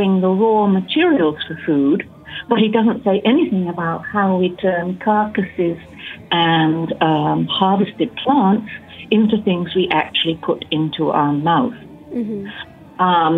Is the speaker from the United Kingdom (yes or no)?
yes; England, United Kingdom; moved away as an adult; also born or lived in Hawaii; I was born and raised in England. I grew up on a large working farm